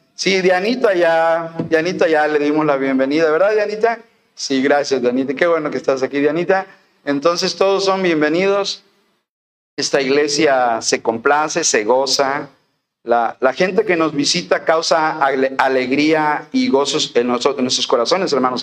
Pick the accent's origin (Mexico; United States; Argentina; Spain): Mexico; Veracruz; moved away; en Álamo, Veracruz, en mi tierra